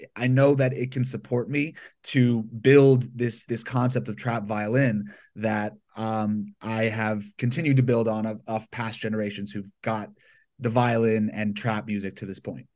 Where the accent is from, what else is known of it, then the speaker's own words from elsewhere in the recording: Atlanta, Georgia, United States; moved away as an adult; now in Los Angeles, United States; I grew up in Georgia, so I was around bluegrass a lot